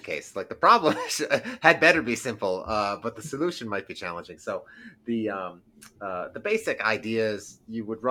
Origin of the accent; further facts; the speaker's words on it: East Lansing, Michigan, United States; moved away as an adult; I'm from East Lansing, actually, originally. That's where I grew up, in East Lansing